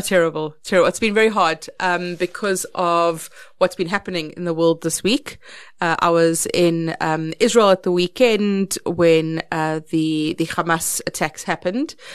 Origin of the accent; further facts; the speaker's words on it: Polokwane, Limpopo, South Africa; I grew up in Polokwane, which was in Petersburg. I went to Capricorn High School.